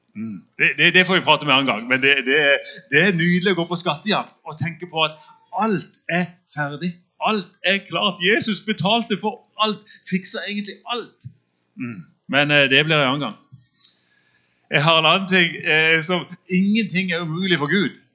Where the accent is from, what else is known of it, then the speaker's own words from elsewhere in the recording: Søgne, Agder, Norway; der jeg vokste opp på, på bedehuset i Søgne